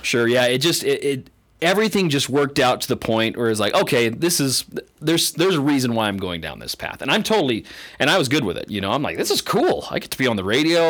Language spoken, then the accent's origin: English; Canada; moved away as an adult; now in eastern Idaho, United States; I didn't even grow up here in eastern Idaho. I grew up in Canada